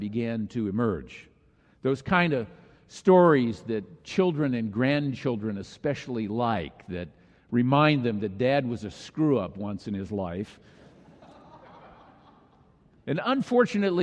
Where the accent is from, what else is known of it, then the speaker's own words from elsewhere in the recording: Minnesota, United States; moved away; our family gathered for a family reunion in my home state of Minnesota